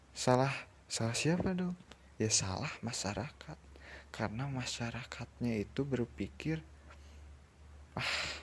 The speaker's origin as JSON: {"language": "Indonesian", "country": "Indonesia"}